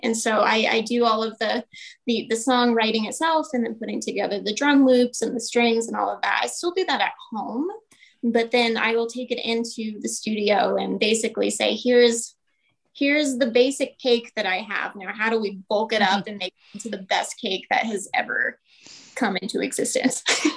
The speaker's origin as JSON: {"language": "English", "town": "Parker", "region": "Colorado", "country": "United States", "tie": "born or raised there", "said": "I grew up in Parker"}